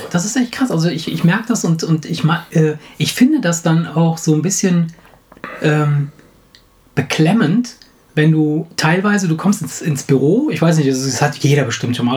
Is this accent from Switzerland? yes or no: no; Italy; moved away; ich komme aus Italien